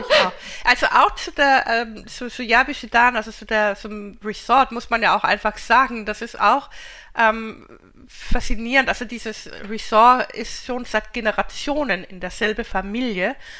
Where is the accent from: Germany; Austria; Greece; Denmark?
Denmark; ich bin ja Skandinavin, ich komme ja aus Dänemark